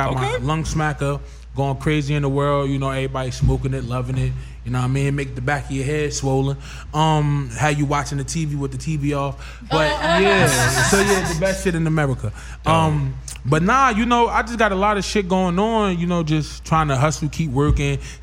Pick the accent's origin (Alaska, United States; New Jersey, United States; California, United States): New Jersey, United States; Irvington; I'm from Irvington, New Jersey